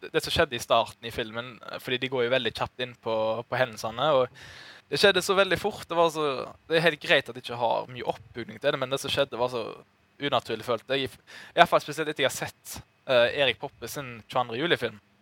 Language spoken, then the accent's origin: Norwegian; Norway; som nordmann